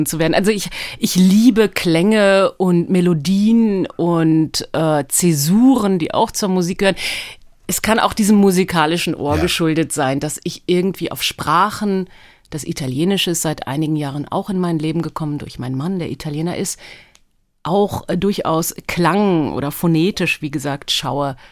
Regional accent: Berlin, Germany; first language Hebrew; also born or lived in Tel Aviv, Israel; war ich sehr klein, als wir über Umwege nach West-Berlin kamen aus Tel Aviv

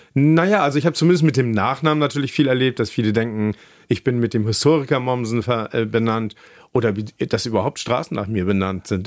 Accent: Kiel, Schleswig-Holstein, Germany; moved away as an adult; also born or lived in Oldenburg; now in Hamburg, Germany; ich bin in Kiel aufgewachsen

